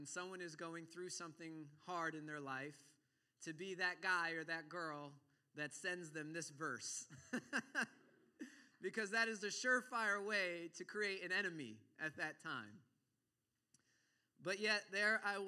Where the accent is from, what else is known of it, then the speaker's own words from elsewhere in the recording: New York, United States; Growing up in New York